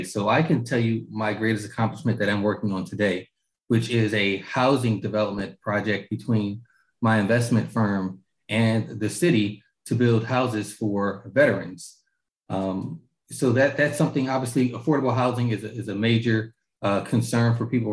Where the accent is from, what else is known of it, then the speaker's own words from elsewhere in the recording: Augusta, Georgia, United States; I was raised in Augusta, graduated from Hepzibah High School